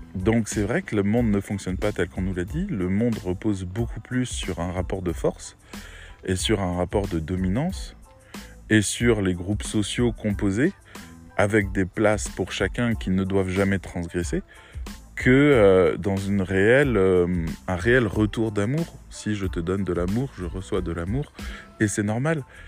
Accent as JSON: {"language": "French", "town": "Metz", "region": "Grand Est", "country": "France", "also_born_or_lived": "Rennes", "moved": "as an adult", "said": "je venais de Metz où, où tout était un peu plan-plan"}